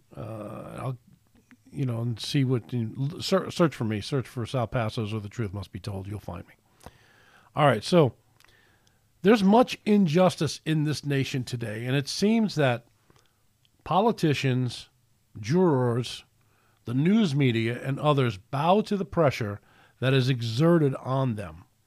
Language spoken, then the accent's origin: English; United States; I'm proud to be an American